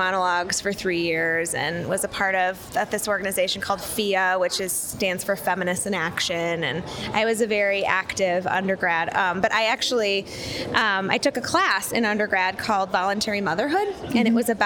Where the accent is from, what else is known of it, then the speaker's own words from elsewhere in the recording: Ann Arbor, Michigan, United States; moved away as an adult; now in Chicago, United States; I grew up in Ann Arbor